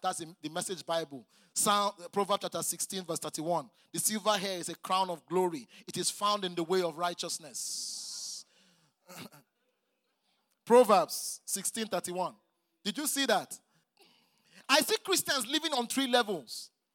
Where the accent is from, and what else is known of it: Nigeria